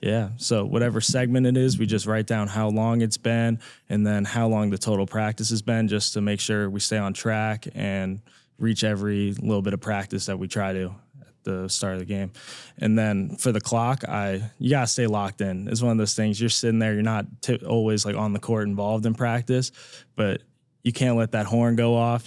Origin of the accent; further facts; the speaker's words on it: Boston, Massachusetts, United States; moved away as an adult; now in Cincinnati, United States; I'm a senior sport management major from Boston, Massachusetts